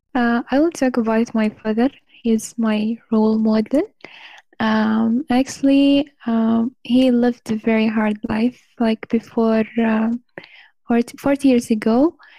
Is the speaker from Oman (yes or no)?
yes; Oman; English is a second language; I'm from Oman